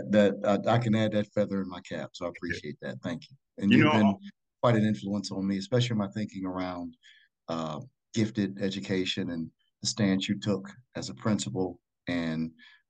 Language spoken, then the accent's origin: English; Flint, Michigan, United States; I grew up in Flint, Michigan, and that's essential to how I shaped my approach to education